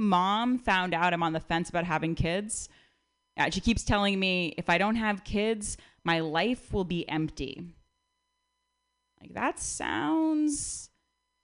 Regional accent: Connecticut, United States; moved away; also born or lived in Berkeley; I'm from outside New York City.

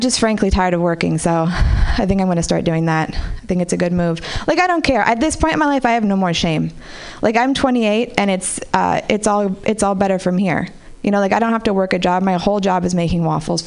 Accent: Marin City, California, United States; I grew up in Marin City

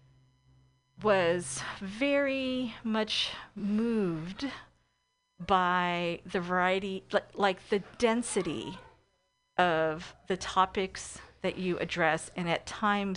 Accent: East Bay, California, United States; I'm from the East Bay

